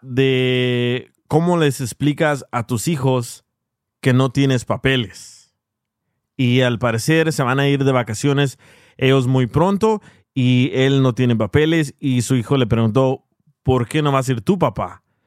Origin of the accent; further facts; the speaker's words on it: El Salvador; Siendo yo salvadoreño